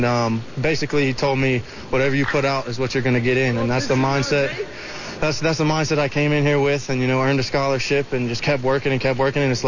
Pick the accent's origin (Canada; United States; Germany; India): United States; Atlantic Beach; growing up on 9th Street in Atlantic Beach